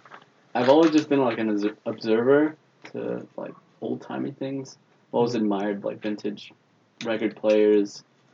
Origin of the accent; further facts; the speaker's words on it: Paramount, California, United States; also born or lived in La Habra, California; I was born in Paramount, California.